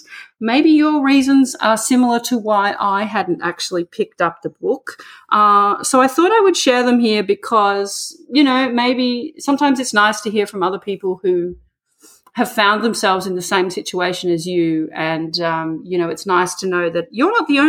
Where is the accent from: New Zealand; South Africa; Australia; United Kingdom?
Australia; moved away